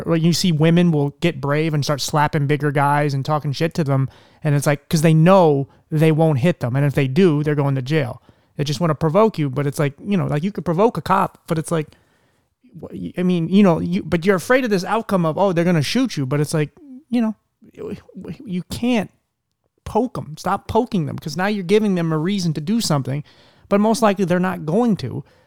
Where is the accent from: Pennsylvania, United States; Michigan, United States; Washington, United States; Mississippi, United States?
Pennsylvania, United States; Philadelphia; moved away; originally I'm from Philadelphia